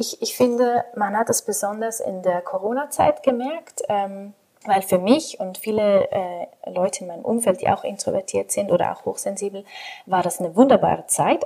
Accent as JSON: {"language": "German", "country": "Switzerland", "accent": "Swiss German", "said": "Ich bin aus der Schweiz, deswegen verzeiht, wenn mein Hochdeutsch nicht so perfekt ist oder ein bisschen Akzent."}